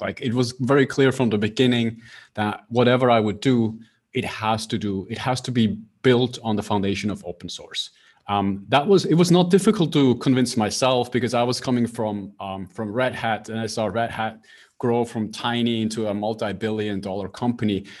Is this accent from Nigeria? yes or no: no; Switzerland; I'm based in Switzerland, so I grew up in Switzerland